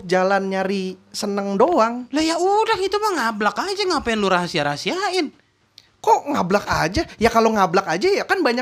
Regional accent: Jakarta, Indonesia; gue tuh lahir lahir di rumah sakit daerah Jakarta terus gue tumbuh besar di Jakarta pusat tanah tinggi

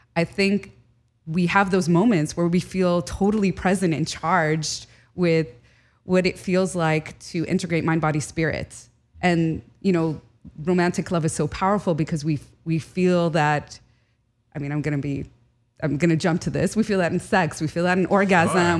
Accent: United States; born or raised there; first language Arabic; English is a second language

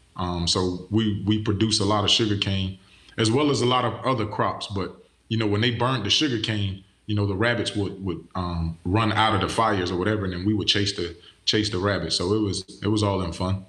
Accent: Pahokee, Florida, United States; I'm from Pahokee, Florida, A K A the Muck, Muck City

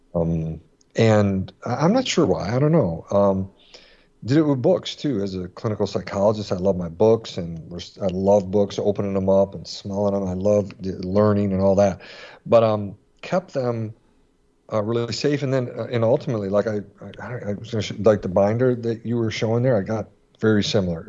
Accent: Michigan, United States; now in Florida, United States; I grew up in Michigan

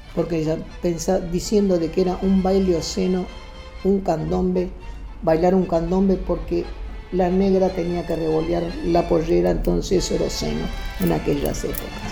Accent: Argentina; yo soy más argentina que él

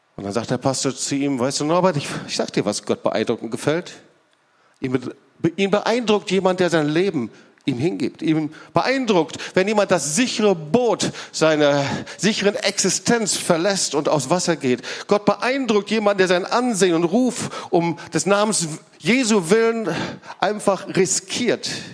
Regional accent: Lüdenscheid, North Rhine-Westphalia, Germany; moved away; ich komme aus Lüdenscheid, Altna ist direkt die nächste Stadt

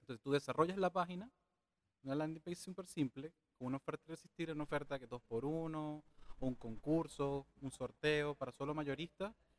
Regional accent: Venezuela; now in Chile; tengo 32 años, vengo de Venezuela.

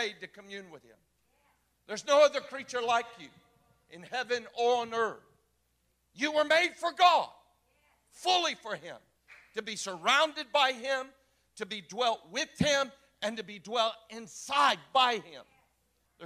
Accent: Florida, United States; moved away as an adult; also born or lived in Cocoa Beach, Florida / Orlando, Florida / Jacksonville, Florida / Kansas City, Missouri; I am a Florida native. I was born in Cocoa Beach and raised and outside of Orlando, and then moved up to just south of the Georgia line outside of Jacksonville

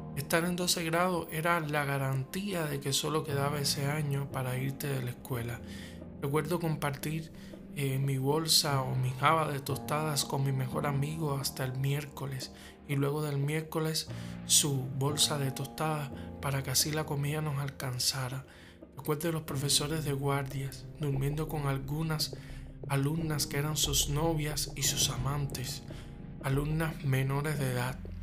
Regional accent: Havana, Cuba; cubano, nacido en La Habana

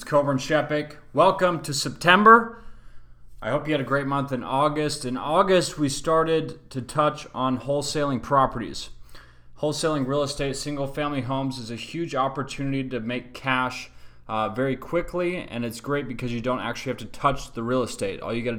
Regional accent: Salt Lake City, Utah, United States; I grew up in Salt Lake City, Utah. We used a website called KSL.

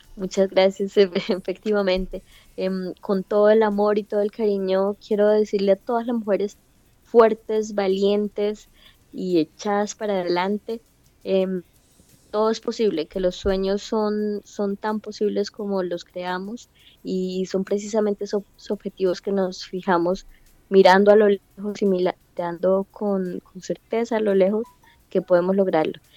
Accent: Colombia; mi experiencia como colombiana

